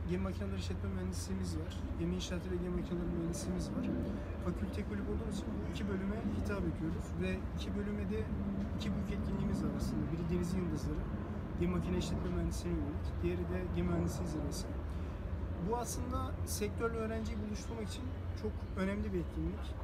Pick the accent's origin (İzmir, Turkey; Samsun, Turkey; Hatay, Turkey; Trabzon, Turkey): Trabzon, Turkey; Çaykara; now in Istanbul, Turkey; Trabzon Çaykara'lıyım.